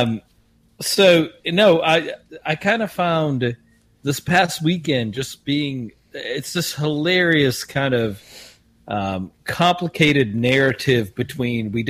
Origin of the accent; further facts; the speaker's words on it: South Africa; I, being South African